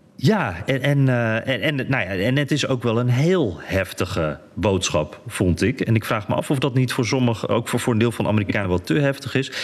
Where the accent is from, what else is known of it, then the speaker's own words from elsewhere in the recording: Netherlands; wij zijn Nederlanders